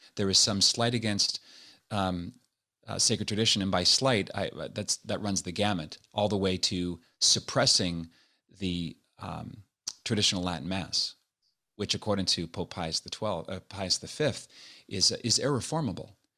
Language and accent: English; Nova Scotia, Canada; moved away as an adult; also born or lived in Montreal / Toronto / Los Angeles; now in United States; I was born and raised in Nova Scotia